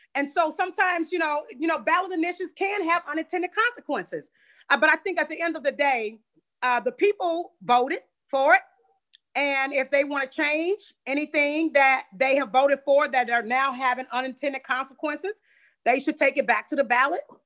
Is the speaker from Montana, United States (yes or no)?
no; St. Louis, Missouri, United States; I come from the Doris Webby housing projects